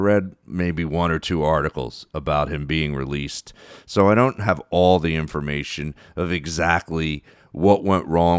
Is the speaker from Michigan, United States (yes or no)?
no; Philadelphia, Pennsylvania, United States; all the stuff about him and growing up in Philadelphia, and I really identified with it